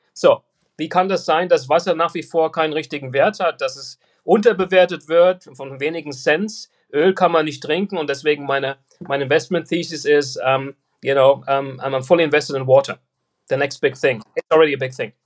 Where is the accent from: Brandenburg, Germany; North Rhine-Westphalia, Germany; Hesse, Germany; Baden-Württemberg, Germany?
Hesse, Germany; Frankfurt; moved away as an adult; now in United States; Ich bin äh, ein, ein gebürtiger Frankfurter, 1964 geboren in Frankfurt. Bin dann 1996 ausgewandert nach Amerika